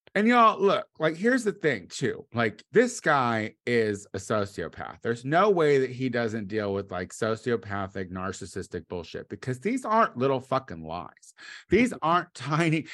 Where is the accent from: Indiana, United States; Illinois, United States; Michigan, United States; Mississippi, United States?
Illinois, United States; Clinton; moved away; my hometown